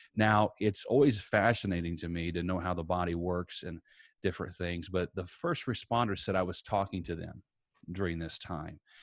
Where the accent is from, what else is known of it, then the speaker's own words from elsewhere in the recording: Princeton, Indiana, United States; my hometown was Princeton, Indiana, uh, just a little bit south of Evansville, uh, grew up there